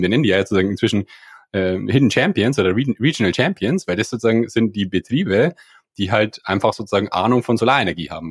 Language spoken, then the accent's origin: German; near Landshut, Bavaria, Germany; ich komme aus der Nähe von Landshut, da am Land